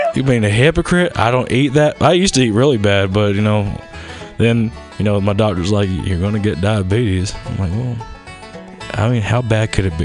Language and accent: English; the South, United States; accent: southern; also born or lived in Baltimore; now in Los Angeles, United States; I was raised in the South.